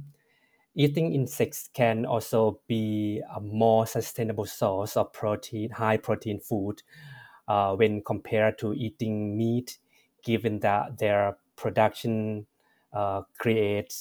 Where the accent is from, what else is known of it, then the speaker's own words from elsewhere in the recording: Thailand; moved away; as a person who was born and raised in Thailand